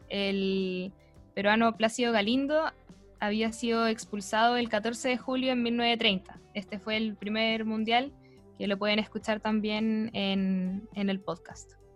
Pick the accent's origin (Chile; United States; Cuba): Chile; como chilenos